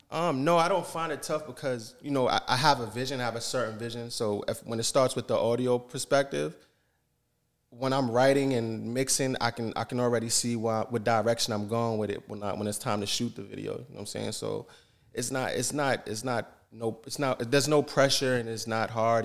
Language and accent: English; Yonkers, New York, United States; also born or lived in Saint John, New Brunswick, Canada; now in Canada; I'm born and raised in New York, Yonkers, New York